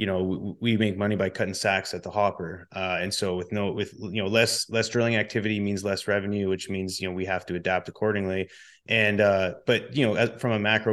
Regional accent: Canada; I'm Canadian

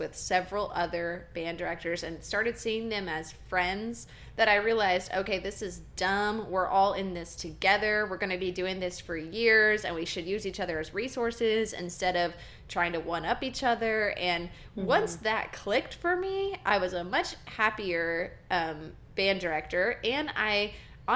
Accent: Texas, United States; growing up in the Texas band system

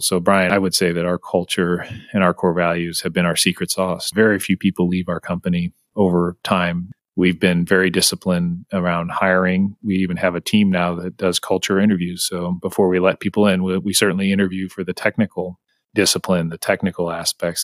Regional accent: St. Louis, Missouri, United States; now in Kansas City, United States; I grew up in St. Louis

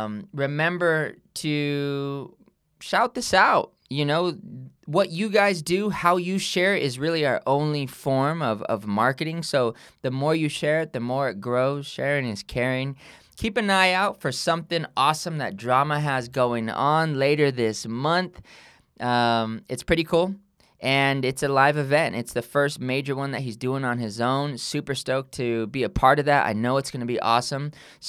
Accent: California, United States; born or raised there; also born or lived in Oakland, California / Ohio

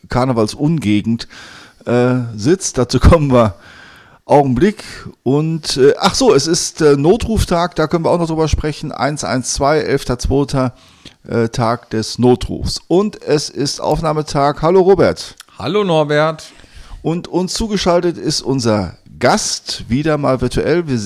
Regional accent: Sauerland, North Rhine-Westphalia, Germany; ich komme aus dem Sauerland.

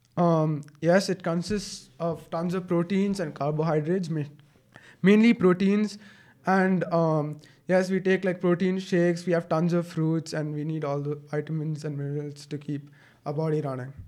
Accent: Bangalore, Karnataka, India; I'm a seventeen-year-old. I'm from Bangalore.

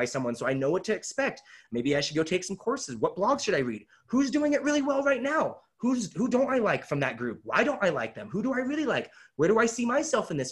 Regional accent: Kelso, Washington, United States; I grew up in Kelso, Washington

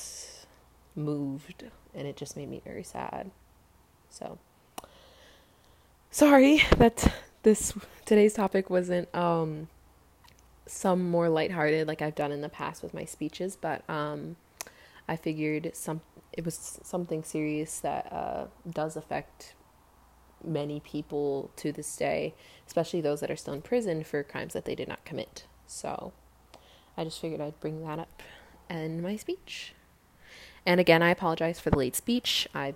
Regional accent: United States; I am African American

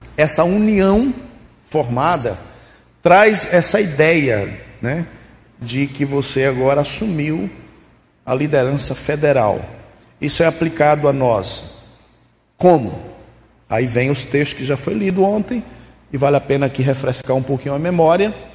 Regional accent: Casa Nova, Bahia, Brazil; moved away; lá na terra onde eu fui criado, nas Caraíbas dos Bragas, no interior de Casa Nova

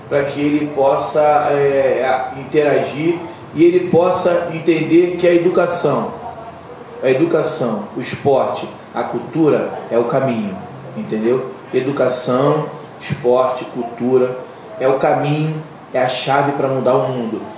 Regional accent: Brazil; nós somos brasileiros

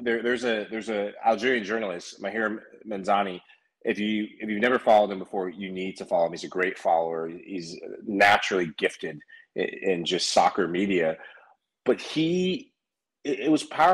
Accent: Sierra Leone; And I'm originally from West Africa in Sierra Leone. You may have recently heard of them from a competition called the African Cup of Nations. Shout out to the Leone Stars, Sierra Leone, proud. But I grew up in a soccer-loving, soccer-appreciating country and family.

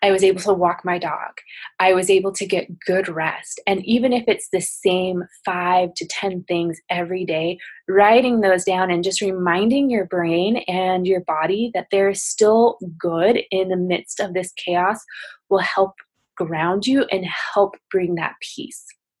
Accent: Spokane, Washington, United States; I'm currently in Spokane, Washington, my hometown

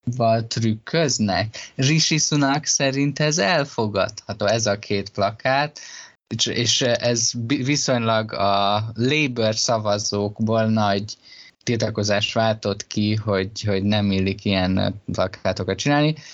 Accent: Hungary; engem tönkretett, hogy Magyarországon nőttem fel

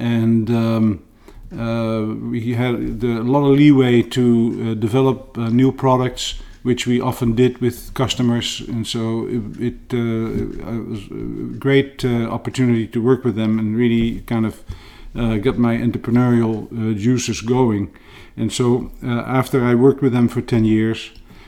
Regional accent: Netherlands; moved away as an adult; also born or lived in Utah / New Jersey / Brussels, Belgium / France; now in Mountain View, United States; when I was relatively young still in Holland

